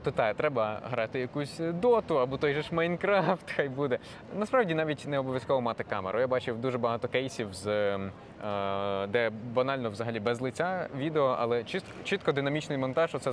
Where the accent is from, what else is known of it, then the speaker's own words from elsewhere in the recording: Ukraine; first language uk; я ріс в україномовній родині, і для мене це не було взагалі якимось питанням.